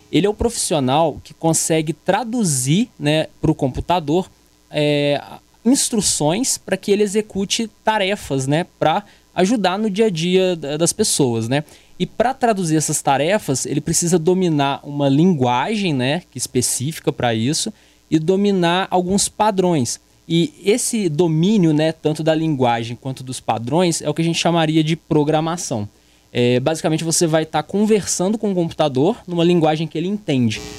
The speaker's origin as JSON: {"language": "Portuguese", "town": "São João", "country": "Brazil", "tie": "born or raised there", "said": "É, Leonardo, é, eu sou aqui de São João, natural de São João."}